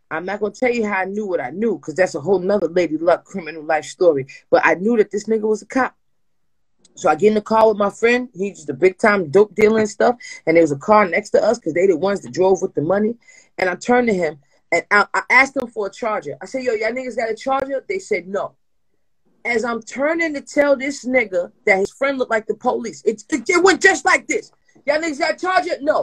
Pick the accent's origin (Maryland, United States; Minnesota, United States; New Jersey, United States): New Jersey, United States; I said, I, we came from New Jersey.